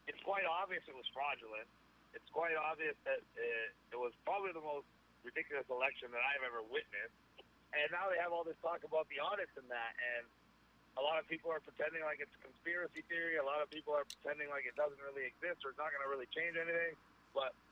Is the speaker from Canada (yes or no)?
yes; Ontario, Canada; I couldn't speak anywhere in my home state of Ontario